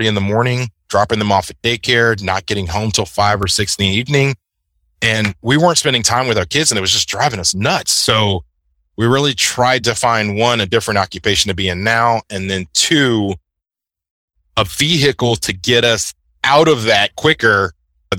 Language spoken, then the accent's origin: English; Houston, Texas, United States; I am a native Houstonian here in Texas